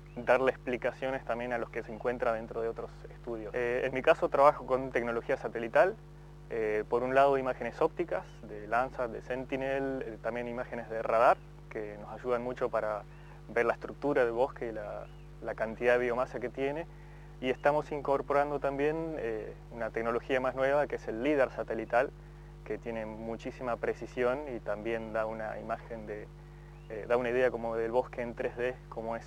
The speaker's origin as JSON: {"language": "Spanish", "town": "Esquel", "region": "Chubut", "country": "Argentina", "also_born_or_lived": "Australia", "said": "soy de Esquel"}